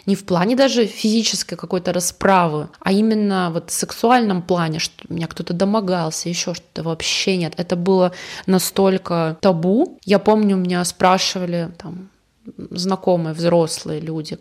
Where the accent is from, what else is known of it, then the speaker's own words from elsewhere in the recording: Yoshkar-Ola, Mari El, Russia; now in Yekaterinburg, Russia; я когда уехала из Ишкаралы в 2007 в ЕКБ